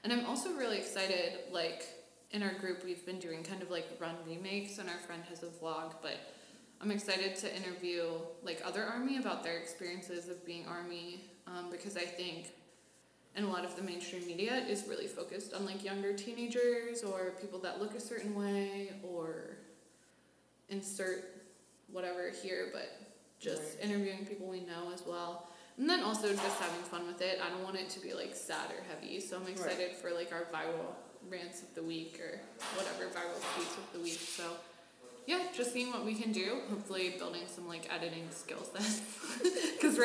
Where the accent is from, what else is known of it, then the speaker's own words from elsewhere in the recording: Pittsburgh, Pennsylvania, United States; moved away as an adult; now in Washington, DC, United States; I'm originally from Pittsburgh, so I moved here about 6 months ago